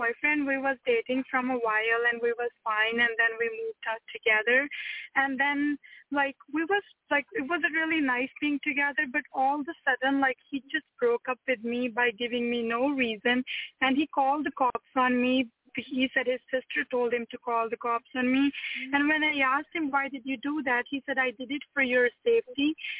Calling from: Manitoba, Canada; And I'm calling from Manitoba.

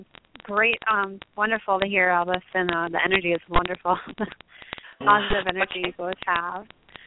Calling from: Massachusetts, United States; I'm calling from Massachusetts.

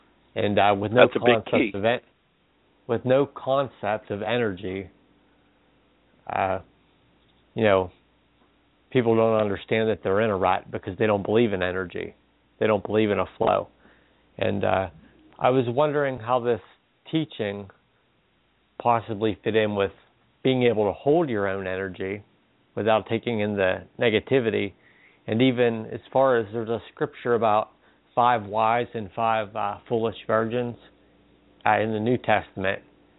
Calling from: Pennsylvania, United States; Hello, this is … from Pennsylvania.

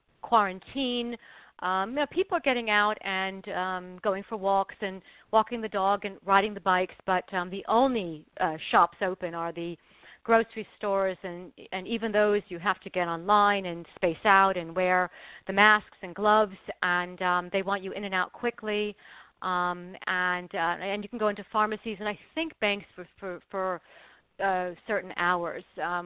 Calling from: New York City, New York, United States; I'm calling from New York City.

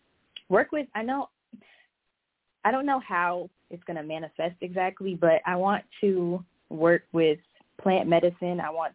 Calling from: Minneapolis, Minnesota, United States; I'm calling from Minneapolis.

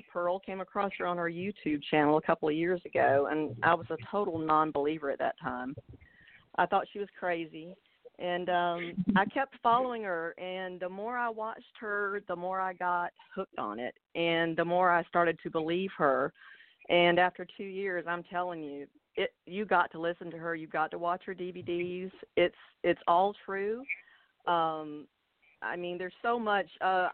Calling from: Florida, United States; I'm calling from Florida.

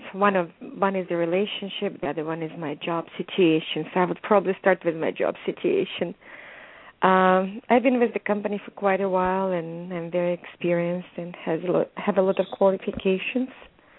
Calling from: California, United States; I'm calling from California.

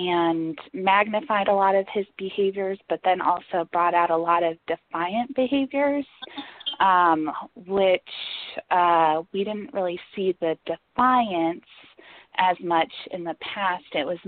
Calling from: Atlanta, Georgia, United States; moved away; I am actually not calling from Atlanta. I'm calling from another state, but I just never changed my phone number when I moved from Atlanta.

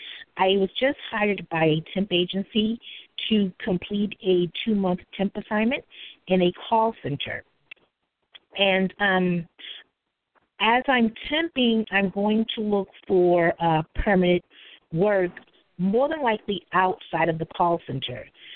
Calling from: Bronx, New York, United States

